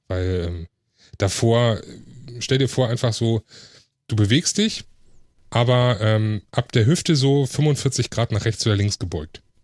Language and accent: German; Hamburg, Germany; komme gebürtig aus Hamburg, wohne jetzt im Speckgürtel von Hamburg